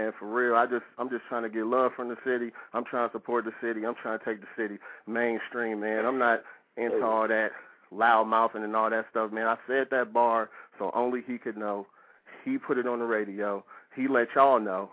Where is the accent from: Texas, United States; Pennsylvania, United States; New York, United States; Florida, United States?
Pennsylvania, United States; Philadelphia; now in Kansas City, United States; Can't forget about my hometown because I am from Philly